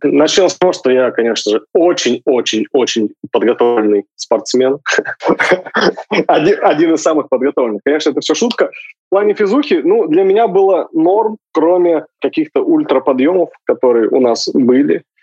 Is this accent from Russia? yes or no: yes; Sakhalin Oblast, Russia; я с Сахалина